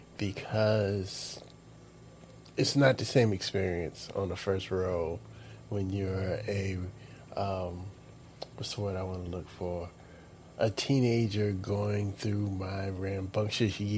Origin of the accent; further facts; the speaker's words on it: the South, United States; I'm from the South